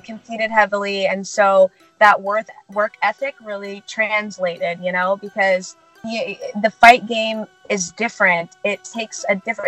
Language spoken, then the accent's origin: English; St. Louis, Missouri, United States; moved away as an adult; now in California, United States; I grew up in St. Louis, Missouri. Uh, I went to Lindbergh High School